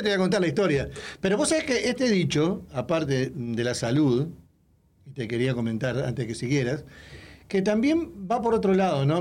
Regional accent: Uruguay; moved away; de Latinoamérica, de Uruguay

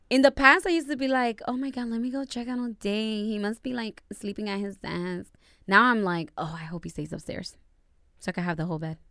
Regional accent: Dominican Republic; first language Spanish; English is a second language; Spanish is my native tongue

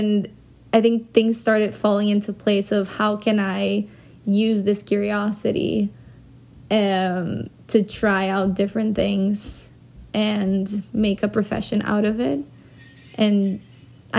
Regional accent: Brazil; moved away as an adult; also born or lived in London; now in New York, United States; I grew up in Brazil and I moved away when I was 18. I moved to London and then I lived there for 2 years and then I came to New York, and I've been here for 6.5 years

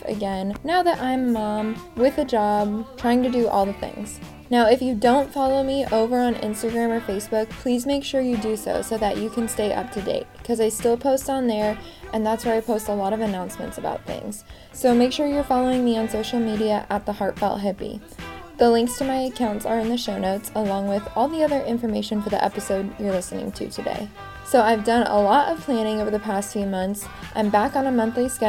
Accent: West Coast, United States; I grew up on the West Coast

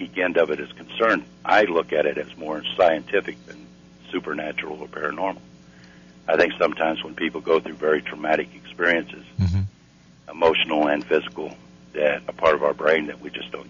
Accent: Missouri, United States; I'm from Missouri

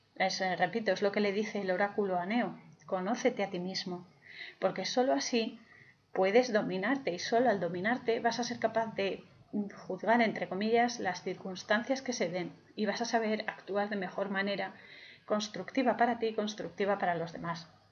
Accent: Spain; yo soy, em, soy española

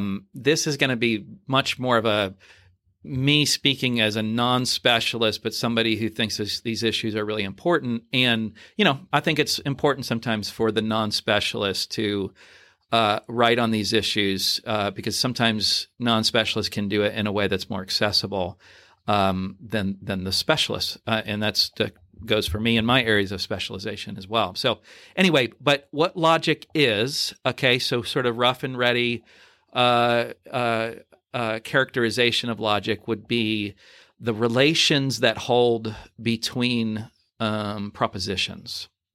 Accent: New Jersey, United States; So I'm originally from New Jersey. So I grew up in New Jersey.

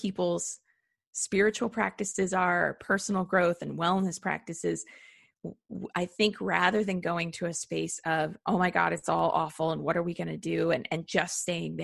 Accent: United States; being an American

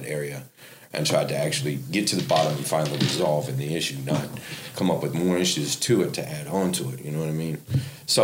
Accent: Las Vegas, Nevada, United States; moved away as an adult; now in Ohio, United States; Born and raised in Vegas. Went a lot around the world. Came to Ohio because I was all messed up in Vegas when I was about 21 years old.

